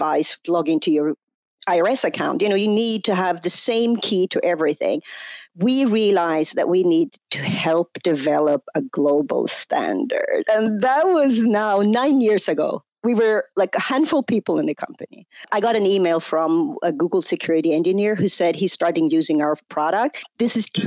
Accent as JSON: {"language": "English", "country": "Sweden", "tie": "born or raised there", "moved": "yes", "lives_now": "United States", "said": "was born in US where I live today, but I grew up in Sweden. You can hear that on my accent."}